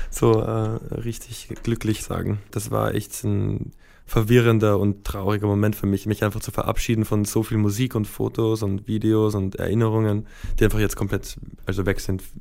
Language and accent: German; Vienna, Austria; Also ich bin in Wien aufgewachsen, zwar auf der amerikanischen Schule, das heißt so in einer kulturellen Seifenblase so in der Art.